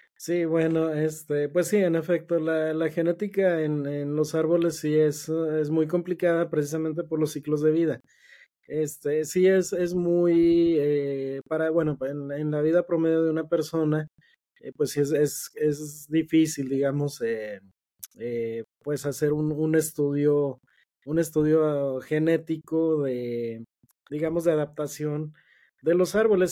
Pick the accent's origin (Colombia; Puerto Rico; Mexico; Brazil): Mexico; nosotros como, como mexicanos, nuestra base de, la base de nosotros como mexicanos